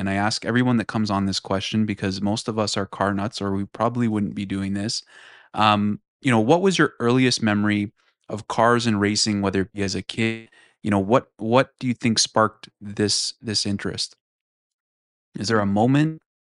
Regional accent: Toronto / Markham, Ontario, Canada; we're both from Toronto and Markham

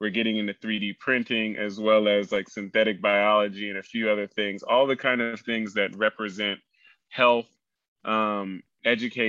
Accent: Oklahoma, United States; moved away; also born or lived in California; I grew up in Oklahoma

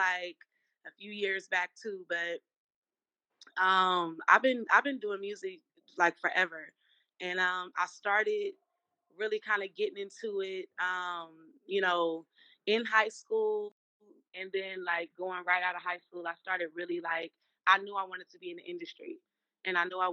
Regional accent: Richmond, California, United States; also born or lived in Oakland, California; I was born in Oakland, raised in Richmond

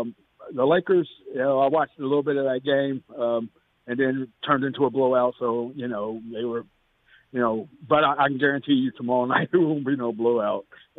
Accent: Indianapolis, Indiana, United States; my hometown Pacers

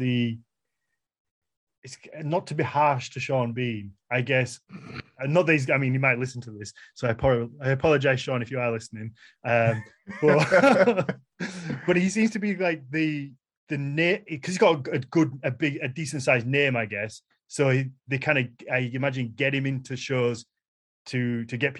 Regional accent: Yorkshire and the Humber, United Kingdom; accent: Yorkshire; Our accent does sound like you're being beaten with a blunt object

